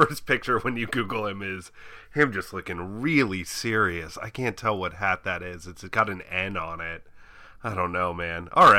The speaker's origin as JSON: {"language": "English", "town": "Bainbridge Island", "region": "Washington", "country": "United States", "tie": "born or raised there", "also_born_or_lived": "Southern California", "said": "I moved to Seattle when I was about 2 years old, to Bainbridge Island, in the late 80s."}